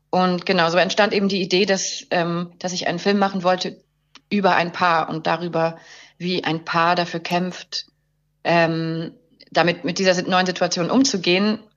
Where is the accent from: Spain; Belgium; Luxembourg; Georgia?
Luxembourg; Ich komme ursprünglich aus Luxemburg, ähm, bin ähm, geboren von einer deutschen Mutter und einem französisch-schottischen Vater